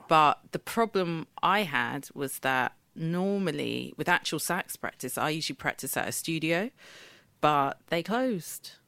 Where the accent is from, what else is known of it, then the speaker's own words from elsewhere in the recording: Eket, Akwa Ibom, Nigeria; the town where I was born in Nigeria, in Eke, and we are the Ibibio people